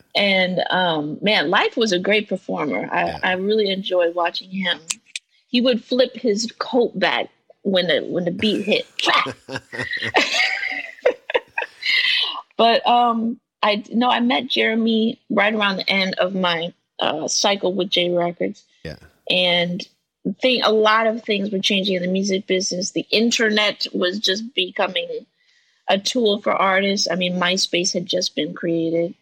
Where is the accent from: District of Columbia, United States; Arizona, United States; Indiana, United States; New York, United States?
New York, United States; living in New York, growing up in New York, listening to Hot 97.